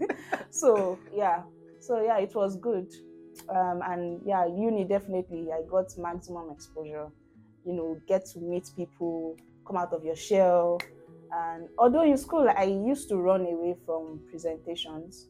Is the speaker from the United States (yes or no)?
no; Ikorodu, Lagos, Nigeria; I spent the majority of my life in Ikorodu from baby to primary to secondary